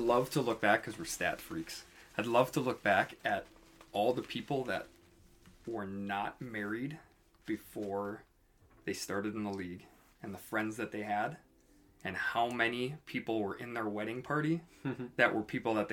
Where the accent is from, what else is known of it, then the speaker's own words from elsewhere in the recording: northern Minnesota, United States; I'm from Minnesota, but I'm from northern Minnesota, small town.